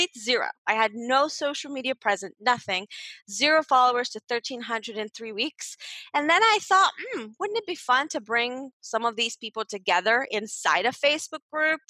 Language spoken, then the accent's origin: English; Bulgaria; moved away as an adult; also born or lived in United Kingdom; now in Malta; Growing up in Bulgaria, my big dream was to become a lawyer